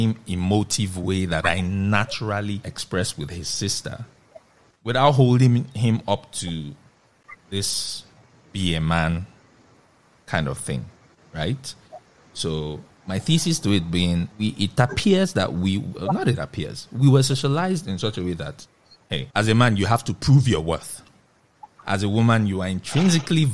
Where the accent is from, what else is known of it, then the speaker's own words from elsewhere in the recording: Nigeria; a Nigerian living in Nigeria at this moment in time